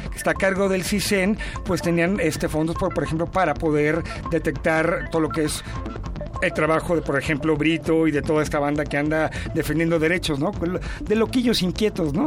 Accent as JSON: {"language": "Spanish", "country": "Mexico"}